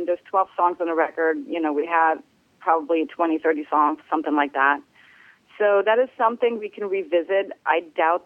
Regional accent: Netherlands; also born or lived in Germany; now in United States; I'm originally from Germany. I grew up in Holland, and I've been in the States for a very long time

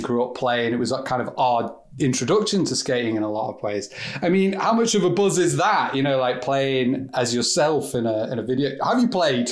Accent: England, United Kingdom; I'm English

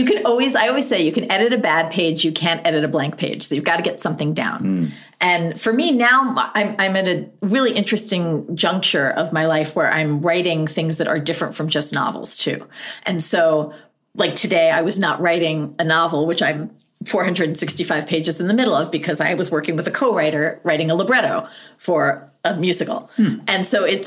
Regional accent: United States; also born or lived in near Dartmouth, New Hampshire; as an American

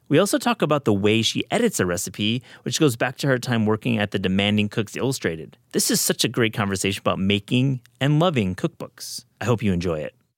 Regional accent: Midwest, United States; I grew up in the Midwest too.

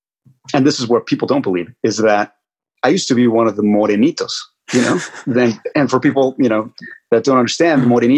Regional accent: Oakland, California, United States; also born or lived in Mexico; Well, I grew up partly in Mexico. I grew up both here in Oakland in California and in Mexico. I went to school in Mexico between kindergarten and seventh grade.

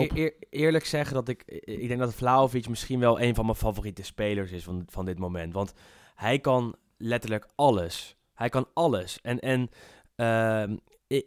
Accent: Netherlands; wij als Nederlanders

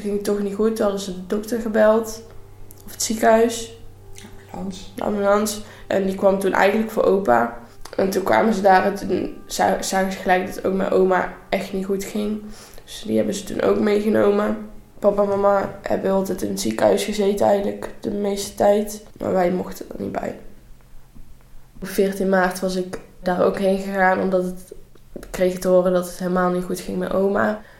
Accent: North Brabant, Netherlands; ik ben 16 eh, jaar en ik kom uit Brabant en ik zit nu in 5 VWO eh, in Vechel.

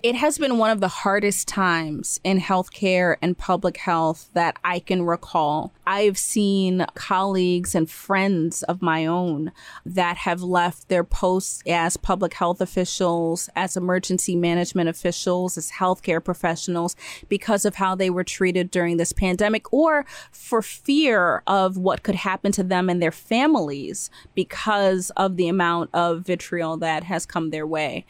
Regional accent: New York City, New York, United States; I was born in the United States, born in Brooklyn

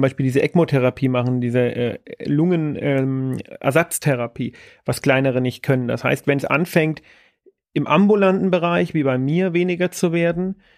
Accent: Bavaria, Germany; bei uns in Bayern

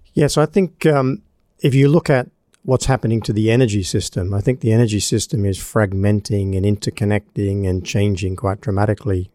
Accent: Australia; moved away; my home country of Australia

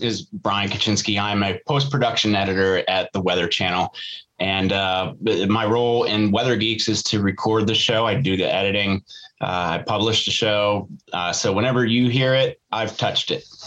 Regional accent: Atlanta, Georgia, United States; also born or lived in Denver / Los Angeles / Houston; I grew up here in Atlanta

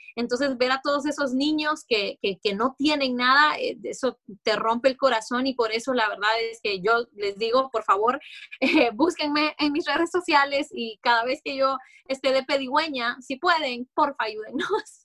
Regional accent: Honduras; moved away as an adult; also born or lived in Orlando, Florida; now in United States; cuando yo llegué a este país, yo soy hondureña, entonces en Honduras vos creces

